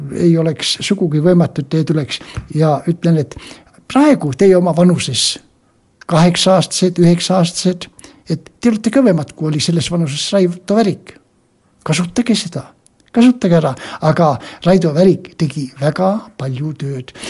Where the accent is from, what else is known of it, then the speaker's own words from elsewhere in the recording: Võru County, Estonia; moved away; also born or lived in Ida-Viru County / Pärnu; sündisin Võrumaal täitsa maal kohe